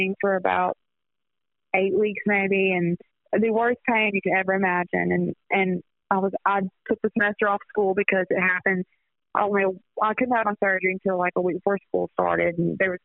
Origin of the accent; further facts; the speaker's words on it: Hattiesburg, Mississippi, United States; I'm from Hattiesburg